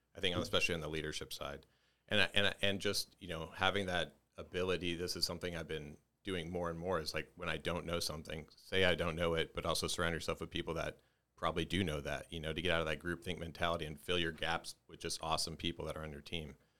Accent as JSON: {"language": "English", "town": "Dallas", "region": "Texas", "country": "United States", "tie": "born or raised there", "said": "I was born and raised in Dallas, Texas, just, just north of Dallas, Texas"}